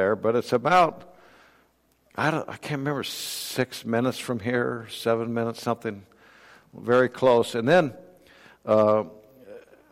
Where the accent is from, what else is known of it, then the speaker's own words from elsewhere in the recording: Urbandale, Iowa, United States; moved away; also born or lived in Des Moines, Iowa; I grew up in Urbandale, graduated from Urbandale High School